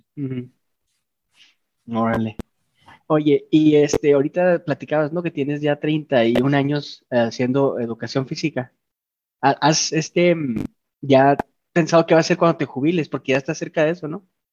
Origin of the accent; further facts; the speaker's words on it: Chihuahua, Mexico; Nosotros los, los de Chihuahua somos chihuahuenses